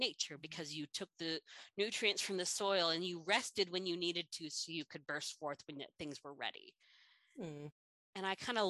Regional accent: California, United States; now in Midwest, United States; as a Californian

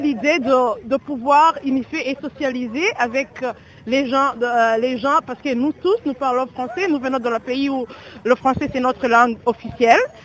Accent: Bujumbura, Bujumbura Mairie, Burundi; now in Toronto, Canada; je suis une Burundaise. on s'est rencontrés aujourd'hui spécialement pour euh, euh, pour une rencontre déjà qui sont nés dans un quartier spécifique qui s'appelle Ngagara.

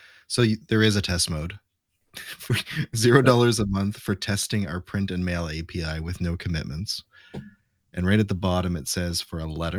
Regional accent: Canada; I'm Canadian

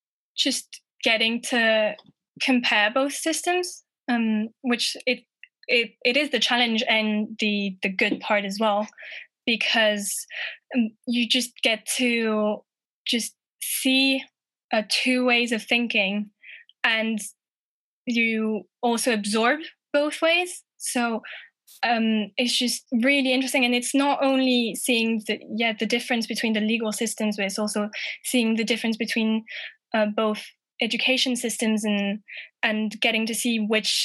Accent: England, United Kingdom; also born or lived in France; like I said, I'm English and French, and I saw that some degrees were between England and France, I just thought it was the perfect opportunity to mix both my cultures.

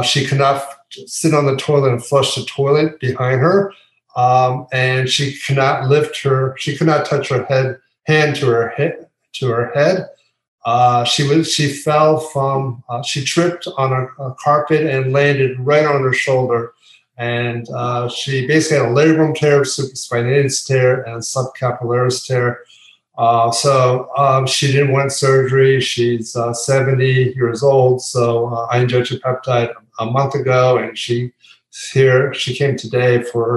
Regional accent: Pennsylvania, United States; born or raised there; now in Florida, United States

